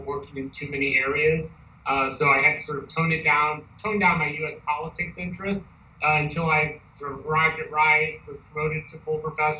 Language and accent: English; St. Louis, Missouri, United States; moved away as an adult; also born or lived in New Orleans, Louisiana / Ann Arbor, Michigan; I grew up in St. Louis, Missouri